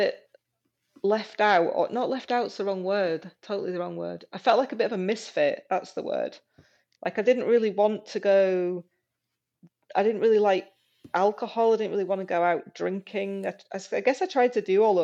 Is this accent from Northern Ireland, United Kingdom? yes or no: no; Yorkshire and the Humber, United Kingdom; moved away as an adult; also born or lived in Aberdeen, Scotland; I went to one in Yorkshire, where I'd only 6 months ago left and where my family were